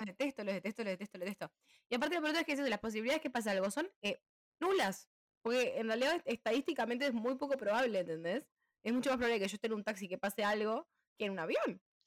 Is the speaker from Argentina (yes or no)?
no; Uruguay; moved away; Y yo le dije de Uruguay